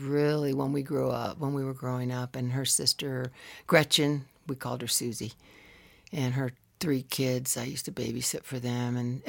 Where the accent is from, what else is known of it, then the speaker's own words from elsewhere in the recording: Tucson, Arizona, United States; So she was a nurse for the hospital there, which was in this cool old building in downtown Tucson. So I was raised near the Catalina Mountains.